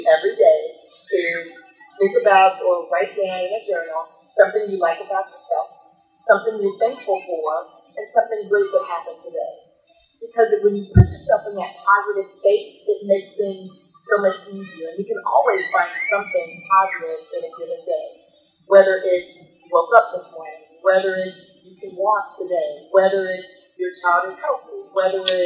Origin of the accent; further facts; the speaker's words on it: Kansas City, United States; moved away as an adult; also born or lived in Chicago, Illinois; now in Illinois, United States; I'm originally from Kansas City, so I'm originally from the Midwest